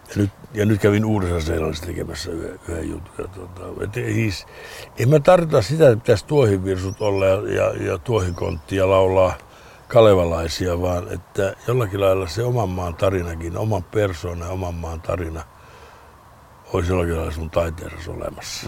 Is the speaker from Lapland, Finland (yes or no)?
yes; Lapland, Finland; moved away; Lappi kun Lappi niin kuin merkitsee mulle, se on mun lapsuuteni.